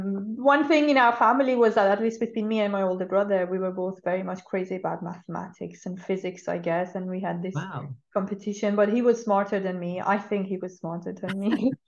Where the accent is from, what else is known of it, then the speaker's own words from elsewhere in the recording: Iran; born there; Yes, I was born in Iran. I'm one of those who was born after the revolution, which means we had schools, girls and boys, separate.